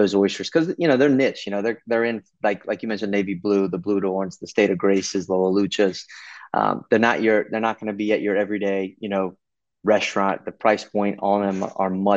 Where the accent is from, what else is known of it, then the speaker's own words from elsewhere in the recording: Texas, United States; growing up on the water, and then when I travel, people are like, like, where are you from? I'm from Texas.